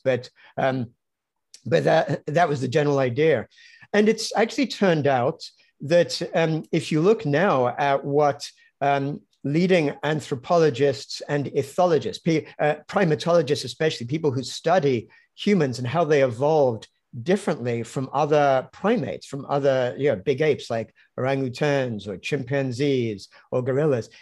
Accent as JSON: {"language": "English", "region": "London", "country": "United Kingdom", "tie": "born or raised there", "also_born_or_lived": "Cambridge", "said": "I grew up in London"}